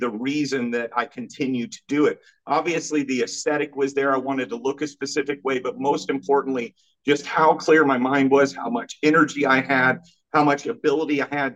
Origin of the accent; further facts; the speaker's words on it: Kansas, United States; I'm from Kansas, small state, small town.